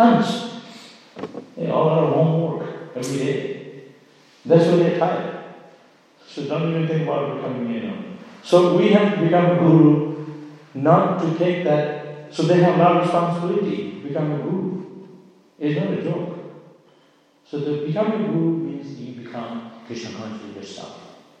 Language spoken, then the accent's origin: English; Miami, Florida, United States; born there; So, it's the same for me. I was born in Miami.